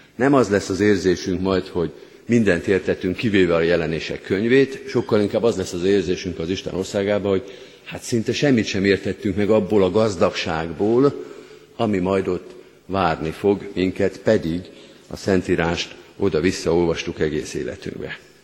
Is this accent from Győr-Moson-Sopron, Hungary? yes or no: yes; Győr, Győr-Moson-Sopron, Hungary; én Győrben nőttem föl